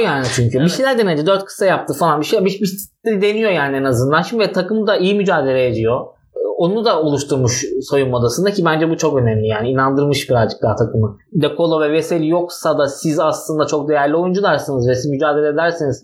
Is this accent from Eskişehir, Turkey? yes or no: no; Istanbul, Turkey; moved away as an adult; also born or lived in Ankara; İstanbul'da büyüdüm, Ankara'da okudum.